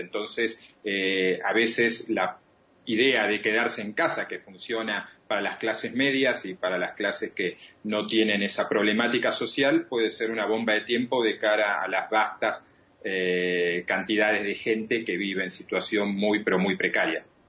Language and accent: Spanish; Argentina; en mi país, en la Argentina